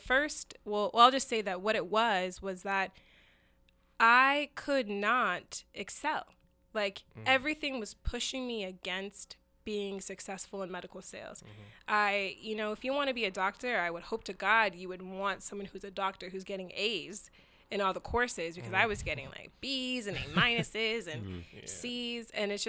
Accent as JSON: {"language": "English", "region": "Arizona", "country": "United States", "tie": "born or raised there", "said": "So anyway, the story is that I got a scholarship to Arizona State University. So I grew up in Arizona."}